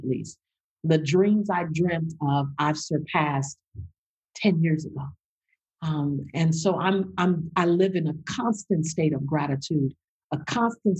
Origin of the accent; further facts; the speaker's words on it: Los Angeles, California, United States; growing up in South Central Los Angeles, my highest grade was a C+ in school